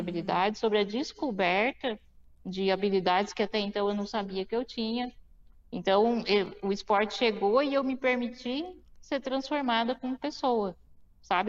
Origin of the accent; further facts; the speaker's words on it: Mauá, São Paulo, Brazil; also born or lived in Suzano; eu nasci em Mauá, no ABC Paulista